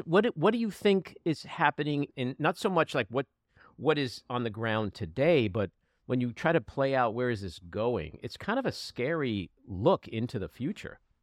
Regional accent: United States; as an American

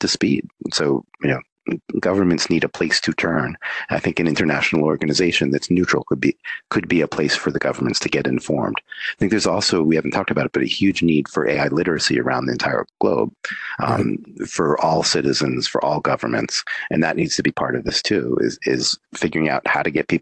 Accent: United States; I'm an American citizen

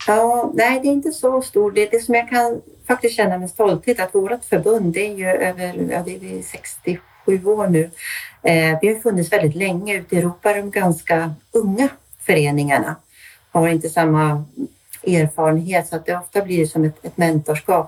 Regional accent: Stockholm, Stockholm County, Sweden; also born or lived in Austria; now in Örnsköldsvik, Sweden; Jag kommer ursprungligen från Stockholm men är nu boende sedan många år uppe i Örnsköldsvik

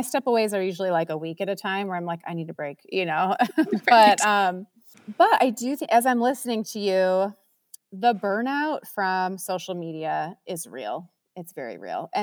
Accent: Minnesota, United States; moved away; I grew up in Minnesota

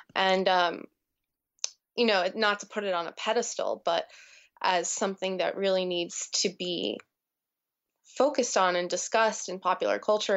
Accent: New Jersey, United States; growing up in New Jersey and what an impact that had on me

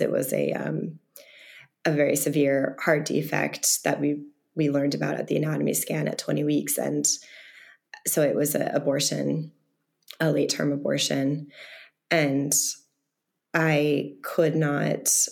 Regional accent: the Berkshires, Massachusetts, United States; I'm from the Berkshires, um, a very rural part of Massachusetts.

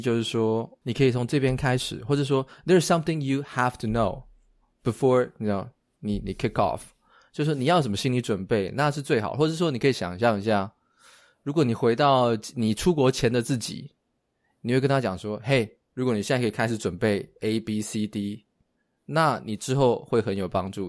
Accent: Taiwan; moved away as an adult; now in United States; 我们台湾人，在台湾工作的人啊， 我以前在台湾工作

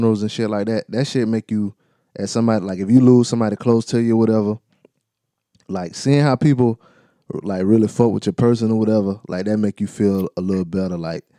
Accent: East Coast, United States; I'm from the East Coast.

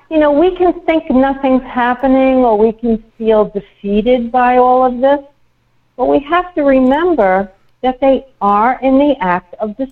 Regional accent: New York, United States; growing up in New York, we used to go to Trump Tower.

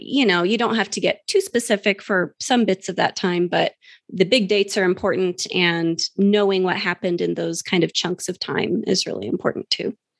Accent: New Mexico, United States; my home state of New Mexico, which I'm very familiar

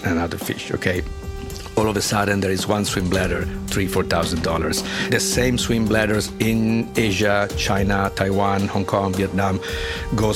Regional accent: Italy; I come from Italy.

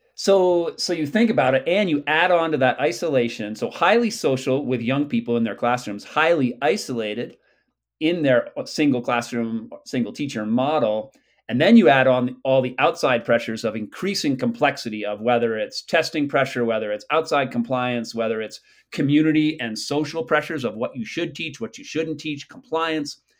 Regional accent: New England, United States; I grew up in New England when chestnuts were still around

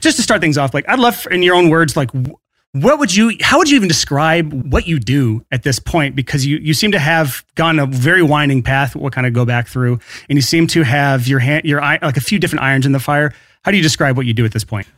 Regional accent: Alabama, United States; in the South here, like, I'm from Alabama.

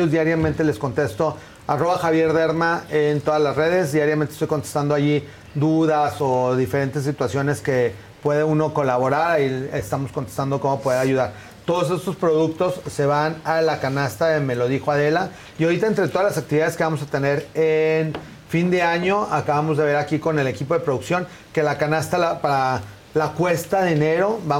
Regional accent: Mexico; o como también como buenos mexicanos, hasta que ya no puedas caminar del dolor, es cuando van al doctor

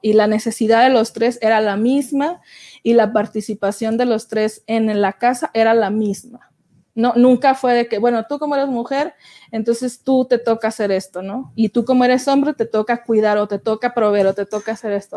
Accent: Francisco I. Madero, Coahuila, Mexico; moved away; me había ido a Francisco y Madero, que es de donde yo soy, allá en Coahuila

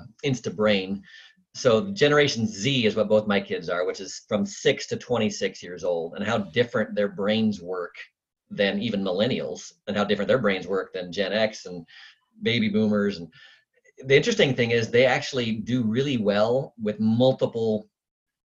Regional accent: Eugene, Oregon, United States; also born or lived in Bend, Oregon / Portland, Oregon / Idaho; I grew up in Eugene

